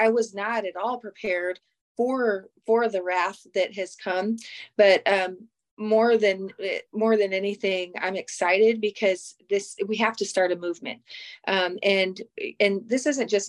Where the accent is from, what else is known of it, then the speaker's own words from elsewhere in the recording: Kansas, United States; I'm from Kansas